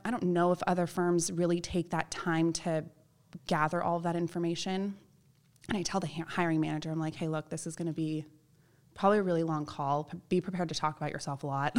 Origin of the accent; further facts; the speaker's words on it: Palos Verdes, California, United States; also born or lived in Chico, California; part of this group called the National Charity League in my hometown in Palos Verdes